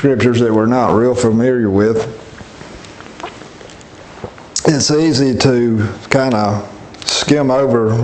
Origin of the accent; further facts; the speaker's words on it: Alabama, United States; growing up in Alabama, I'm familiar with things like wisteria and mimosa trees